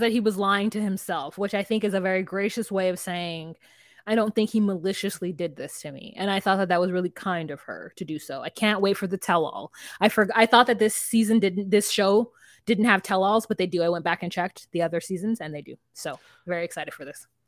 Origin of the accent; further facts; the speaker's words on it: United States; a American who's watched enough ninety Day Fiance